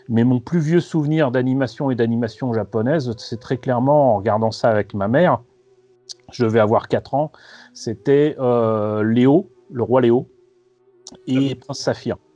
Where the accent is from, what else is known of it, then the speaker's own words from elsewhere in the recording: Paris, Île-de-France, France; euh, De Paris. Euh, je suis né en 1970